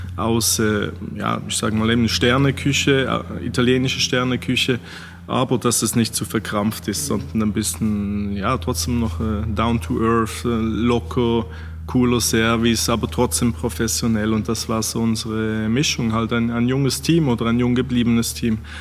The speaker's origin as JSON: {"language": "German", "country": "Switzerland", "said": "als Schweizer"}